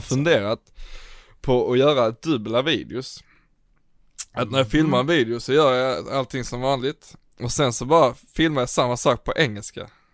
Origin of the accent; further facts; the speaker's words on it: Sweden; som svensk